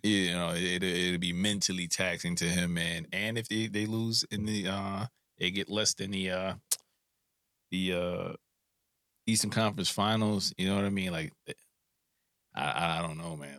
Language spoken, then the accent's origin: English; New York City, New York, United States; I'm from Brooklyn